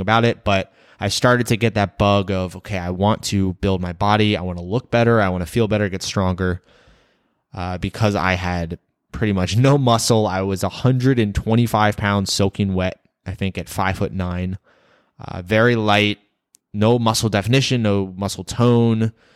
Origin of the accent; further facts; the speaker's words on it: Rockville, Maryland, United States; moved away as an adult; I was born and raised in Rockville, Maryland, a small town about twenty minutes from Washington, D C. I lived there for my first eighteen years